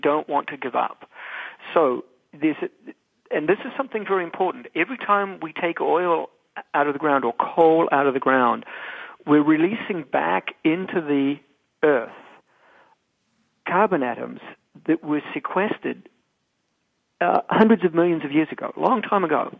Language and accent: English; New Zealand; now in United States; I'm a New Zealander.